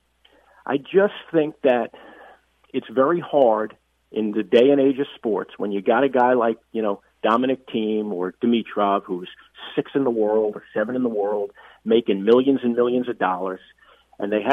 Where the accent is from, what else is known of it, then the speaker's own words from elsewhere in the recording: United States; as an American